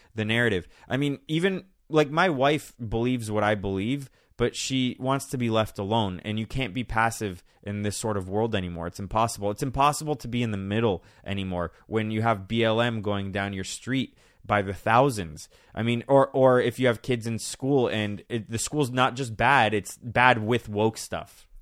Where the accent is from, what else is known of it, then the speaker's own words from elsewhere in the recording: Miami, Florida, United States; I grew up in Miami